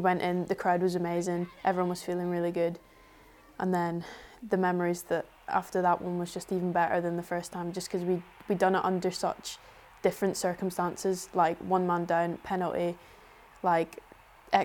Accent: Isle of Lewis, Scotland, United Kingdom; moved away; I grew up in the Isle of Lewis

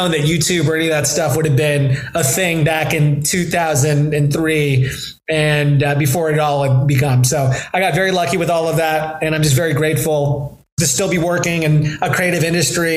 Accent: Ventura County, California, United States; also born or lived in Korea / San Diego / Los Angeles; grew up in Ventura County

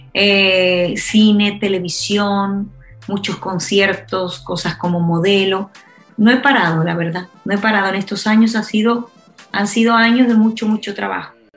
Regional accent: Spain; Soy la cantante española

